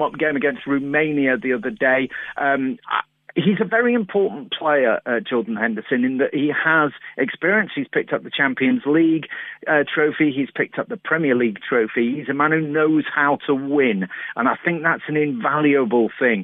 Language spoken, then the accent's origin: English; England, United Kingdom; We're English